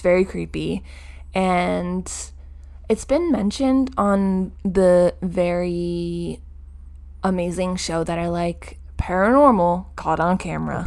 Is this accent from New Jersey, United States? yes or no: yes; New Jersey, United States; we are from New Jersey